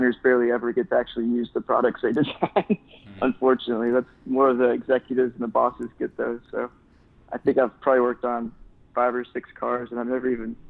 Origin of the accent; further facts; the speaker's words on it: North Carolina, United States; moved away as an adult; also born or lived in Charlotte, North Carolina / Detroit, Michigan; I grew up in North Carolina